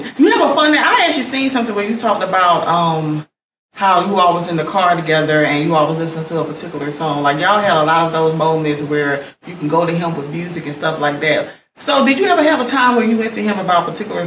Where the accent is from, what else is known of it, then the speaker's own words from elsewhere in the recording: Augusta, Georgia, United States; I'm from Augusta. We got accents people